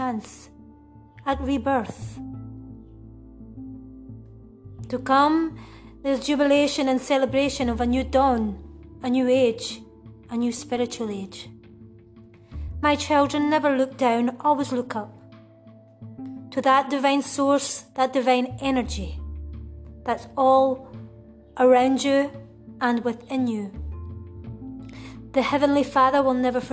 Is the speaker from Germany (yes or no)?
no; Uddingston, Scotland, United Kingdom; moved away as an adult; now in Spain; I'm originally from Uddingston, which is in Lanarkshire, just outside Glasgow city centre. I moved to Spain around 14 years ago